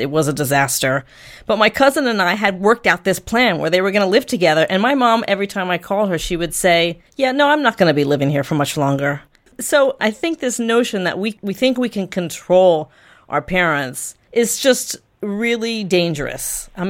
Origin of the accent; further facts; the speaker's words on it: Washington, District of Columbia, United States; I'm from Washington, D.C.